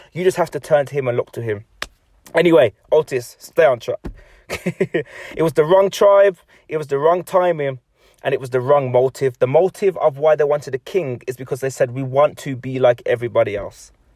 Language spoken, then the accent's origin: English; England, United Kingdom; I'm an English person